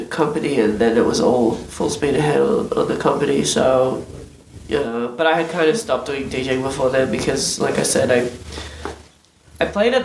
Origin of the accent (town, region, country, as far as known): Australia; moved away as an adult; also born or lived in Dubai; now in United States